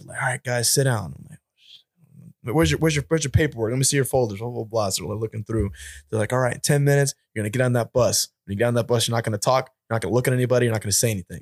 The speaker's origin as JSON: {"language": "English", "town": "Albany", "region": "New York", "country": "United States", "said": "I'm from, uh, upstate New York near"}